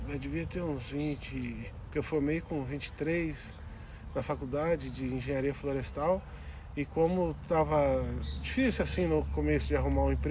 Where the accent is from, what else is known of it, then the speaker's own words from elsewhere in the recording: Passa Quatro, Minas Gerais, Brazil; also born or lived in São Lourenço; Então, é, eu nasci em São Lourenço e com 9 anos de idade a gente mudou para Passa Quatro.